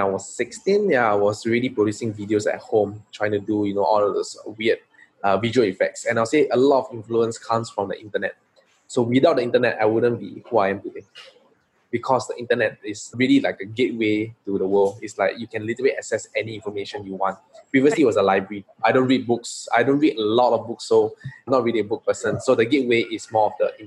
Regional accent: Singapore; I'm a true blue Singaporean. I grew up in Singapore.

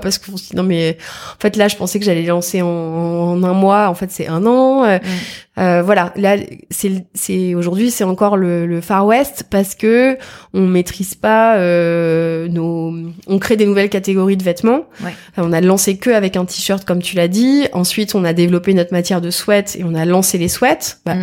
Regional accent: Versailles, Île-de-France, France; je suis née à Versailles

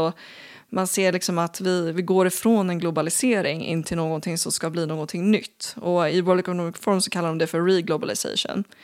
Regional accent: Sweden

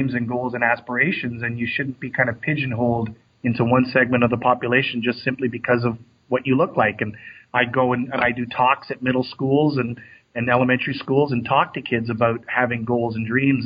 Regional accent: Canada; I grew up in Canada

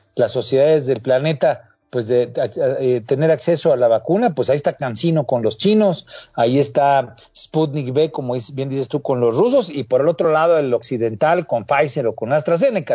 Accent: Mexico; como mexicanos

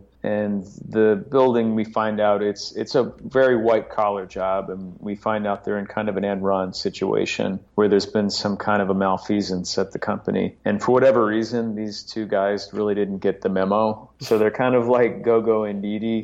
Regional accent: Chicago, Illinois, United States; now in New York, United States; I grew up in Chicago

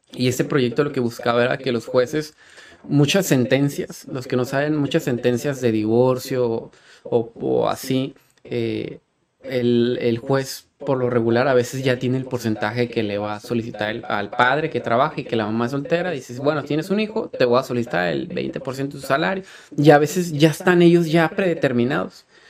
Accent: Tijuana, Baja California, Mexico; a Tijuana, y aquí nací, y aquí crecí

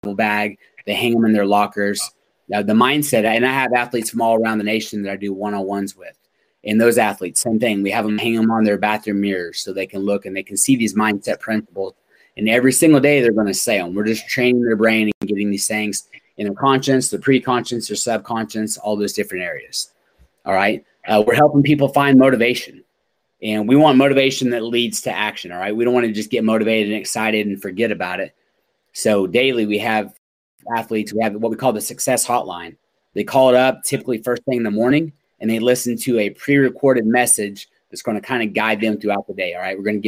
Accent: Oklahoma, United States; I grew up in Oklahoma.

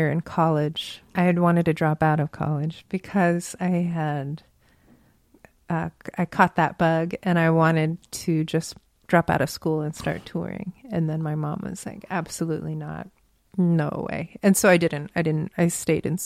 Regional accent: Virginia, United States; moved away as an adult; now in San Francisco, United States; I grew up in Virginia

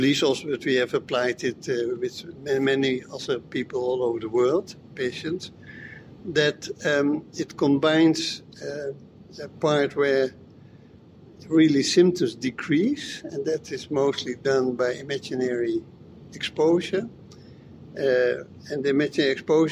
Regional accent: Amsterdam, North Holland, Netherlands; I'm from the Netherlands, from Amsterdam

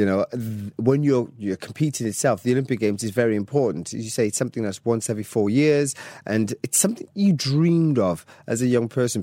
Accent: Welsh, Wales, United Kingdom; Even as Welsh

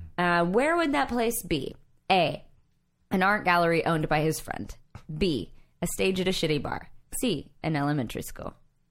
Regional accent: Minnesota, United States; I'm from the show me. I'm from Minnesota.

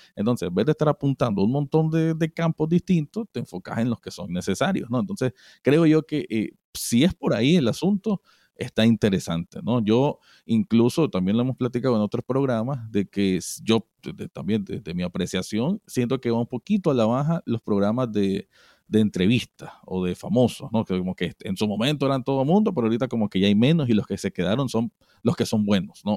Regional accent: Nicaragua; como nicaragüense

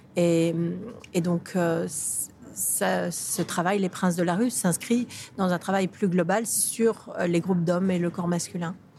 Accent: Paris, Île-de-France, France; je, suis française, je suis parisienne, euh, donc c'est mon quartier

